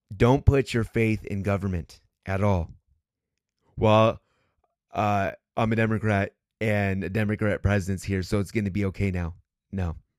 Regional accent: United States; as a American

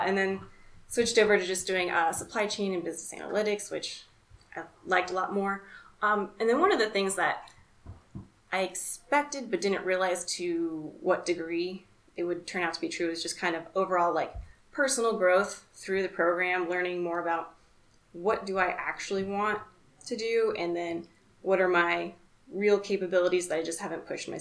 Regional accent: Arizona, United States; So I'm from Arizona, born and raised here, been here my whole life.

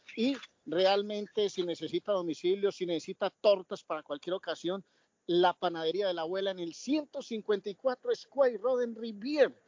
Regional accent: Colombia; now in Spain

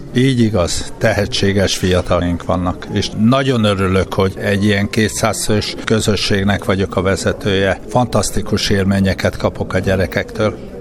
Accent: Szombathely, Vas, Hungary; also born or lived in Sárvár; a legbüszkébb a vasiságomra vagyok, hogy Sárváron születtem, hogy 9 évet szombathelyen éltem, és ott alapoztam meg a személyiségemet

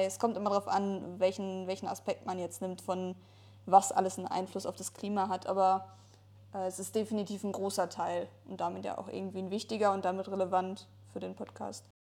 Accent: Ruhr area, North Rhine-Westphalia, Germany; ich komme zum Beispiel aus dem Ruhrgebiet, also irgendwie ist äh, in dem Umfeld, wo ich aufgewachsen bin

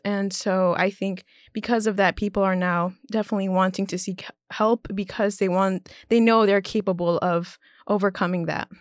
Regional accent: Orlando, Florida, United States; moved away; I was born and raised in Orlando, Florida.

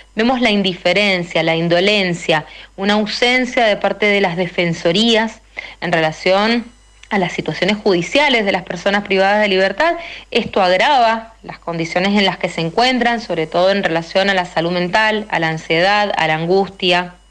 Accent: Mendoza, Argentina; formamos parte de la Red por los Derechos Humanos recientemente conformada en nuestra provincia

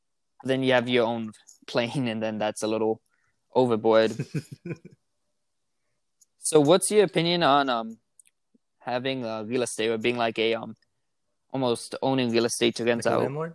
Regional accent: Netherlands; I grew up in the Netherlands. Mm-hmm. Do you know where that is?

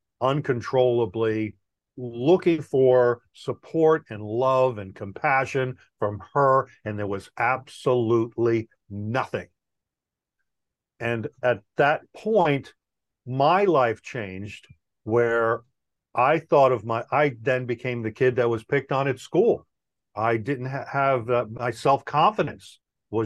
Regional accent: New York, United States; moved away; also born or lived in California; I'm originally from New York

